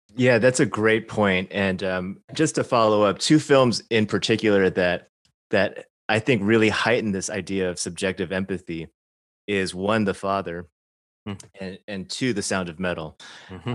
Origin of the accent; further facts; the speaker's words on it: Chicago, Illinois, United States; I grew up in suburban Chicago, not Arkansas